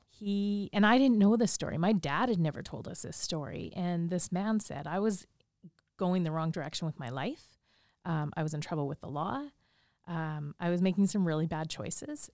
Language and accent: English; Saskatchewan, Canada; moved away as an adult; also born or lived in Japan; I grew up here in Saskatchewan